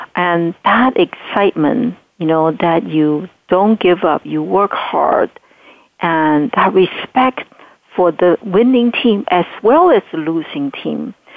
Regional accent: Taiwan; English is a second language; moved away as an adult; now in United States; I grew up in Taiwan during martial law

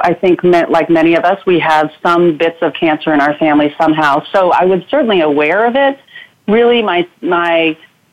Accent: outside of Boston, Massachusetts, United States; moved away as an adult; now in Oregon, United States; I grew up outside of Boston in a small little town

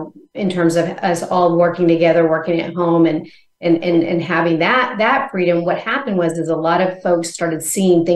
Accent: Arkansas, United States; moved away as an adult; also born or lived in Missouri / Arizona; now in Nashville, United States; I'm originally from Arkansas

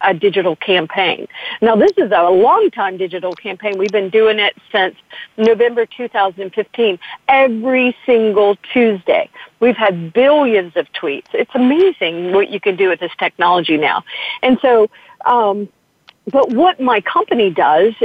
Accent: United States; I'm very proud as an American

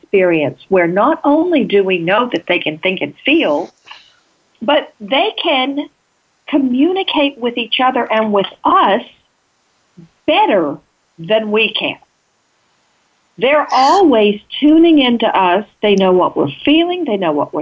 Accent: Texas, United States; I grew up in Texas, and sometimes in the middle of nowhere in Texas

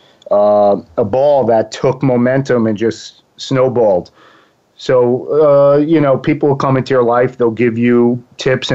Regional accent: Long Island, New York, United States; accent: East Coast; now in Boca Raton, United States; I'm from Long Island, New York

